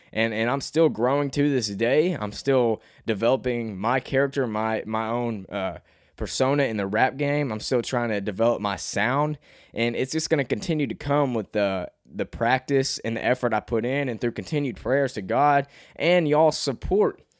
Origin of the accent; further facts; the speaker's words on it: Cabot, Arkansas, United States; accent: Southern twang; also born or lived in New York; I'm from Arkansas and I've, I've always lived here my whole life.